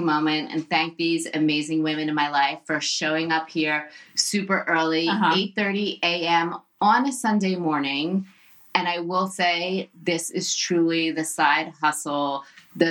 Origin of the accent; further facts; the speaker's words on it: New Jersey, United States; I am Jewish from Jersey, and I look like I'm Jewish from Jersey